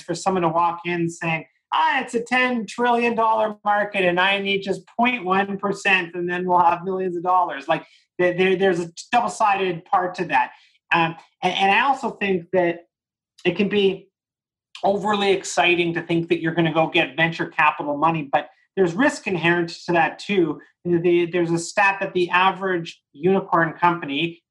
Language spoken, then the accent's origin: English; Canada; me being a Canadian